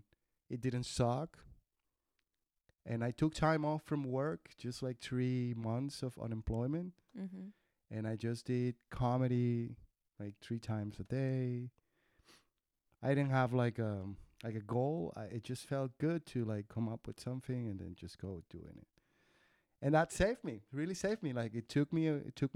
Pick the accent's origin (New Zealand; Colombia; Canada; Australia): Colombia; moved away as an adult; also born or lived in Germany; now in Berlin, Germany; I am from Colombia. Been living in Germany for 11 years